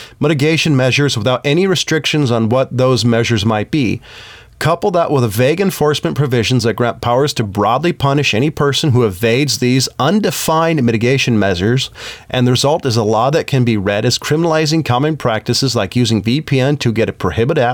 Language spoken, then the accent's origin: English; United States